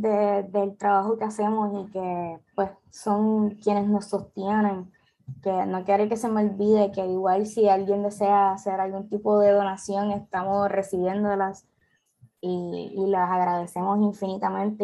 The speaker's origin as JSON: {"language": "Spanish", "country": "Puerto Rico", "said": "aquí en Puerto Rico"}